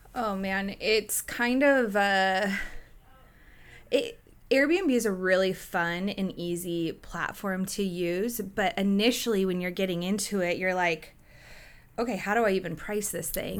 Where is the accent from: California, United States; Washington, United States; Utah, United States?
Washington, United States; Gig Harbor; also born or lived in Tacoma; I grew up in Gay Harbor.